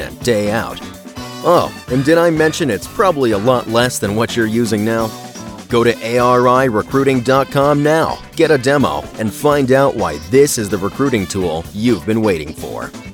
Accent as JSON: {"language": "English", "country": "Brazil", "also_born_or_lived": "United States", "moved": "as an adult", "said": "i was from Brazil back before social media, back before YouTube. I had to mail DVDs to coaches from Brazil to America."}